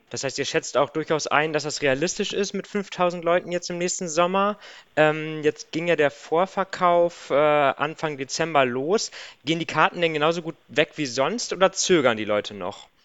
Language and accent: German; Diepholz area, Lower Saxony, Germany; ich bin ja in der Gegend aufgewachsen